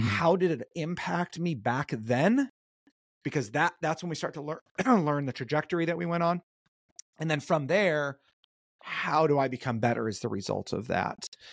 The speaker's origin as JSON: {"language": "English", "area": "North Orange County", "region": "Southern California", "country": "United States", "tie": "born or raised there", "said": "I grew up in a pretty, uh, chill, uh, suburban town in North Orange County."}